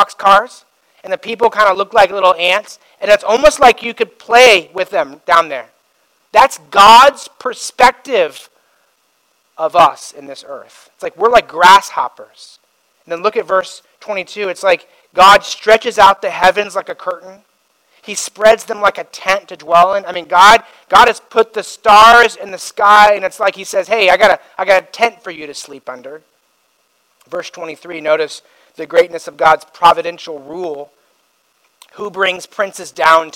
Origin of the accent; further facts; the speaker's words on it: Indiana, United States; now in Simi Valley, United States; I grew up in Indiana